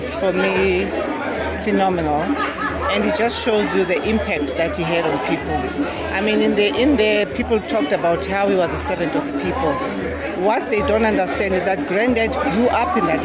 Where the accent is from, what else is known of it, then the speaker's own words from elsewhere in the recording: Eastern Cape, South Africa; I come from the Eastern Cape